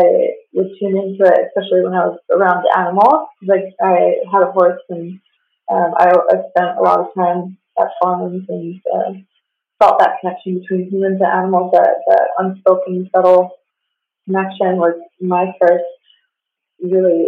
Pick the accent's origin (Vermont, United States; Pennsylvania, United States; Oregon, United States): Pennsylvania, United States; moved away as an adult; also born or lived in West Coast; I'm originally from Pennsylvania, and I grew up, I guess you can say, professional LARPer